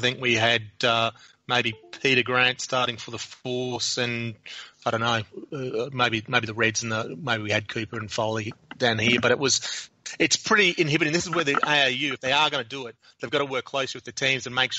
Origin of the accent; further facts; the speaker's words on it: Australia; because if you're watching it as an Australian rugby fan, it's you start the sort of the shoulder twitching going